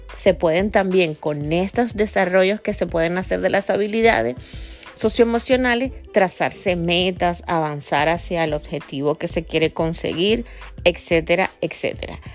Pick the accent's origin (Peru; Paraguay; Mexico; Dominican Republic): Dominican Republic; mi gente de República Dominicana, de donde soy yo y de donde este podcast sale